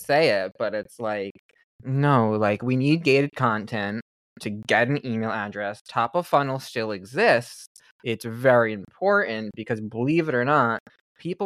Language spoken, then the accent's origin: English; New York City, New York, United States; I'm a New Yorker